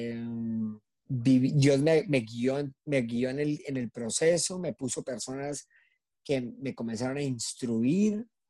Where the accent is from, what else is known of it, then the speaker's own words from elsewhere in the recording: Colombia; terminé pasando por todo mi país